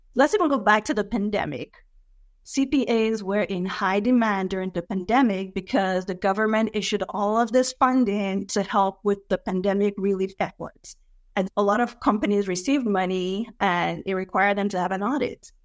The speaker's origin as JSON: {"language": "English", "country": "Nigeria", "tie": "born or raised there", "moved": "yes", "lives_now": "United States", "said": "I was born and raised in Nigeria"}